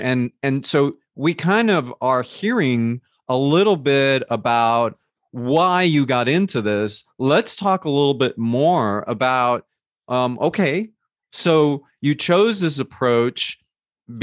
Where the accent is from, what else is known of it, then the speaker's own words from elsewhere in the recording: New Jersey, United States; I grew up in New Jersey in a Colombian household